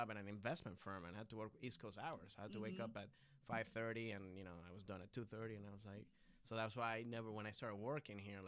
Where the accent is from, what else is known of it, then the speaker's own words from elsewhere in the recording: Venezuela; moved away; I'm from Venezuela.